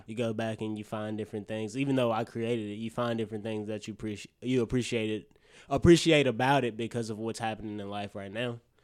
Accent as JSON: {"language": "English", "town": "Birmingham", "region": "Alabama", "country": "United States", "said": "I'm from Alabama, Birmingham."}